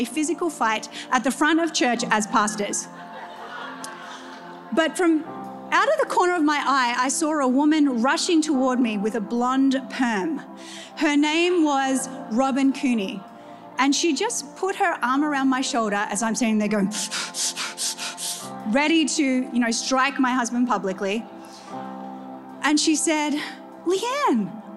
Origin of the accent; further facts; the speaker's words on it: New Zealand; when I was growing up in New Zealand, went into ministry and marriage at 17